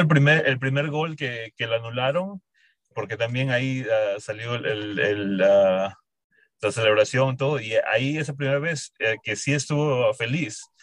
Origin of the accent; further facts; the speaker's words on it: Peru; now in Columbus, United States; yo soy originalmente de Perú. Vine acá a Estados Unidos en el 2004 y empecé, me mudé aquí a Colombo en el 2005 para estudiar